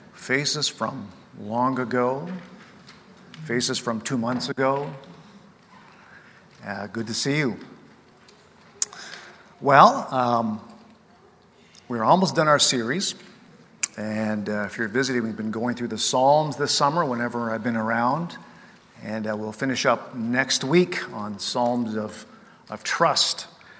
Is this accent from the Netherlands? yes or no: no; Japan; now in Canada; my parents both were born and raised in British Columbia, but they took me to Japan as missionaries, so I grew up as a missionary kid in another culture as a missionary kid.